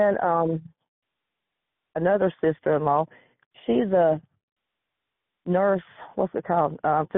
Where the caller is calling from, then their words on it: Georgia, United States; Georgia in the United States.